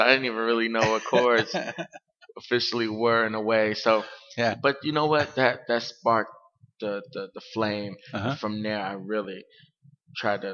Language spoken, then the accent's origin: English; Miami, Florida, United States; I came from Miami, Florida.